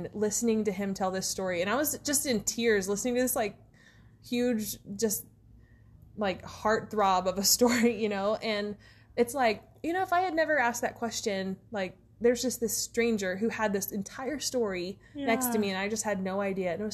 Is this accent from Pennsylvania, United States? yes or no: no; Big Spring, Texas, United States; I'm from East Texas, and then I spent a lot of time, like most of my family's in East Texas, and then we lived, I mean, I grew up mostly in Big Spring